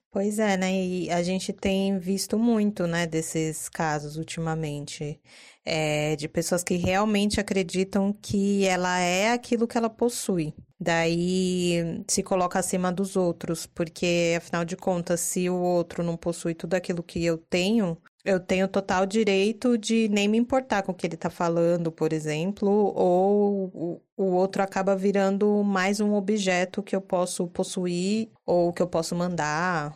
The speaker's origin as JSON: {"language": "Portuguese", "region": "São Paulo", "country": "Brazil", "said": "paulistana, adoro viver em São Paulo"}